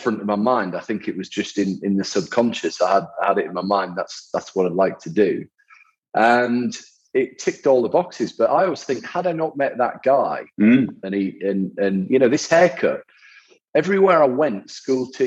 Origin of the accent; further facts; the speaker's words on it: the north of England, United Kingdom; I grew up in the north of England